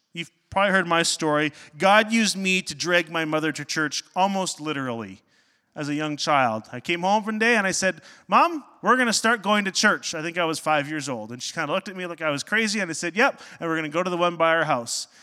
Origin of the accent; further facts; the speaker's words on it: Northern Ontario, Canada; I grew up in Northern Ontario